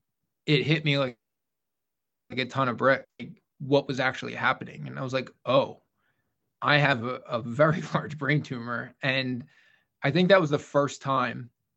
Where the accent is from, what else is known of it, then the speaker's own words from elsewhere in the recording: Philadelphia, Pennsylvania, United States; also born or lived in Syracuse; I was from Philadelphia, Pennsylvania